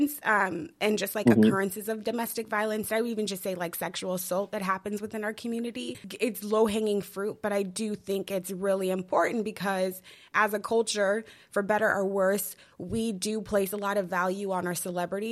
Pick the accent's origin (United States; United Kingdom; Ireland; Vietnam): United States; Denver, Colorado; growing up in Denver, Colorado